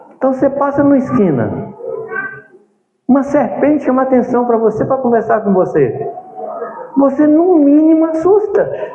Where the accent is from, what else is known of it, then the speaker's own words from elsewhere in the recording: Minas Gerais, Brazil; moved away; also born or lived in Jundiaí; Eu sou mineiro